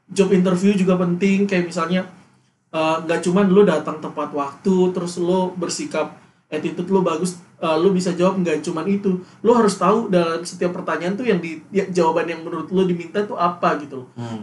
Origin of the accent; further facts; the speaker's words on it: West Nusa Tenggara, Indonesia; moved away; gua kan Nusa Tenggara Barat